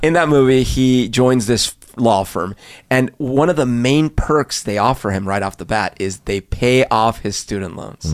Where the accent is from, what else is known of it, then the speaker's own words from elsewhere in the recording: Colombia; moved away; I grew up in Colombia, when I was little